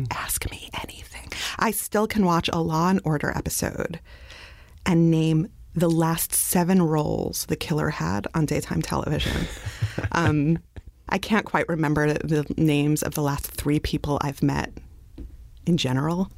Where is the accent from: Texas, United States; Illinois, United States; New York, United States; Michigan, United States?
New York, United States; New York City; I grew up in Brooklyn